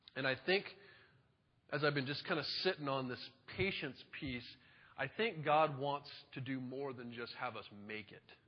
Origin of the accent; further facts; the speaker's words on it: Monroe, United States; I grew up in Monroe